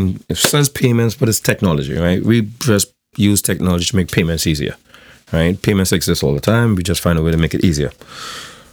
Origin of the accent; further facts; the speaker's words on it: South Trinidad, Trinidad & Tobago; I'm from South, so I don't come from like the CIC or the QRC or one of those circles.